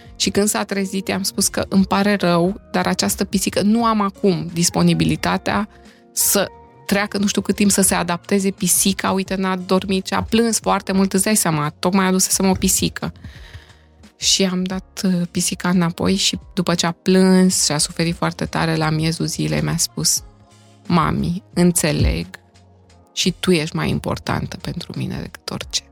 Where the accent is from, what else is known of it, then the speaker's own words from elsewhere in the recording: Romania; also born or lived in Timișoara; now in Bucharest, Romania; partea noastră din România